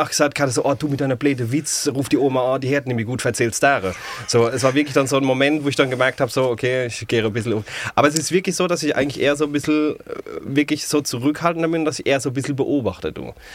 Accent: Ludwigshafen, Rhineland-Palatinate, Germany; accent: Palatine (Pfälzisch); also born or lived in Mannheim; aus der Pals

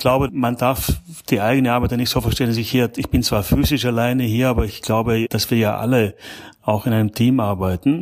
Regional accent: South Tyrol, Trentino-Alto Adige, Italy; also born or lived in Germany; now in Belgium; Ich bin gebürtig aus, aus Südtirol, ja. Also ich bin sozusagen in Italien geboren und dann, wie man modern sagen würde, ethnischer Österreicher und ein angelernter Deutscher.

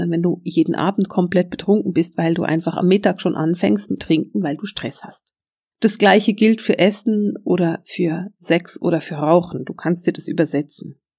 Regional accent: Switzerland; Ich will es bloß nochmal extra sagen, weil ich bin Schweizerin.

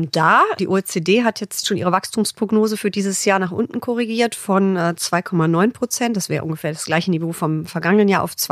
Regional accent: Düsseldorf, North Rhine-Westphalia, Germany; Ich komme ja aus Düsseldorf, da ist Heinsberg, wo es diese legendäre Karnevalssitzung gab, ja nicht so wirklich weit.

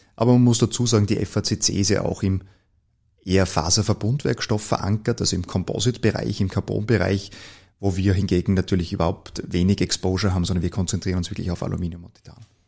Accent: Gmunden, Upper Austria, Austria; moved away as an adult; now in Vienna, Austria; ich bin äh, eigentlich gebürtiger Oberösterreicher

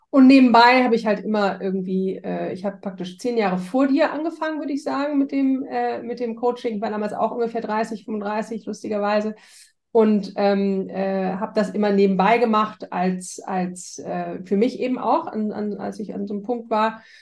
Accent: Hamburg, Germany; Ähm, ich komme ursprünglich aus Hamburg, ähm, deswegen auch an Vanessa, deswegen kennen wir uns auch so lange.

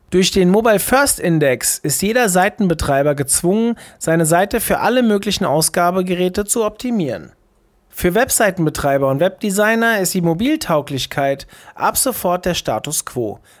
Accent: Essen, North Rhine-Westphalia, Germany; Dem Ruhrport emotional stark verbunden, zog ich nach meinem Studium zurück in meine Heimat Essen.

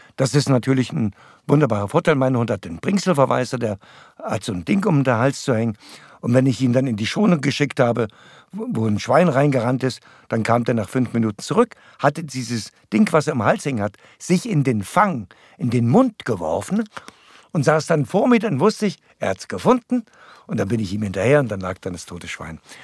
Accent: Erlabrunn, Saxony, Germany; also born or lived in Breitenbrunn; da bin ich geboren, beziehungsweise geboren in Erlabrunn in so einer Hütte. Ich bin zu Hause geboren

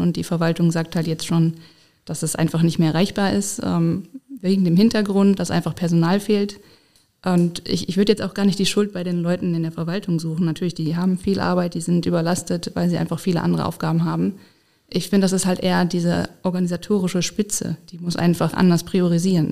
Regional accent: Essen, North Rhine-Westphalia, Germany; moved away as an adult; also born or lived in Dortmund / Bonn; now in Koblenz, Germany; ich komme ursprünglich aus Essen

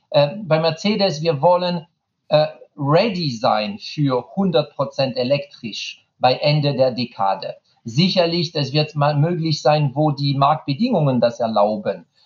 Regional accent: France; German is a second language; tut mir leid als Franzose, ich habe einen Vintage-Fahrrad äh, von Peugeot

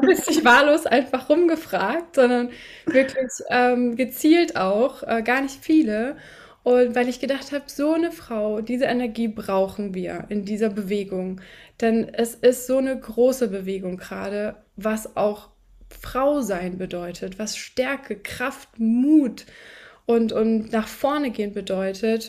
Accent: Hesse, Germany; also ich bin in Deutschland geboren, in, in Hessen.

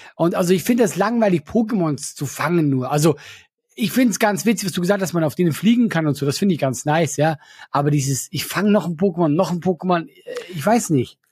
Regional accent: Switzerland; Ich bin Schweizer

